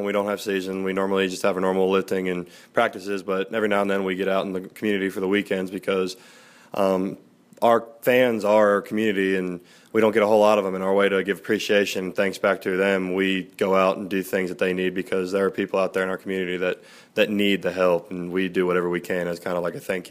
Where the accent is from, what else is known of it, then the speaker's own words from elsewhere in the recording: Cincinnati, Ohio, United States; And being able to lift and train with the program down here in Georgetown, because I'm from Cincinnati.